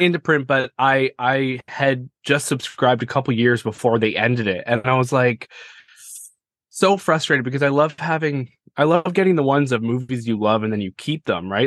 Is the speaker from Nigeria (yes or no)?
no; Canada; I'm Canadian